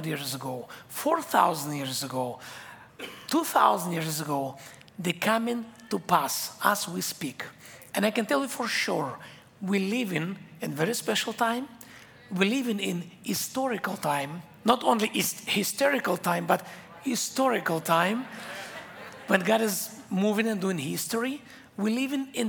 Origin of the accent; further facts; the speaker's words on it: Israel; English is a second language; I came from Israel. English is my third language. So when I speak English, I do mistakes sometimes and have my accent.